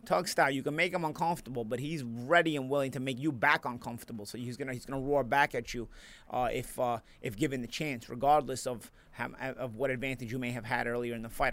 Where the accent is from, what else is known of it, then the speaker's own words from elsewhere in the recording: New York City, New York, United States; I'm from Brooklyn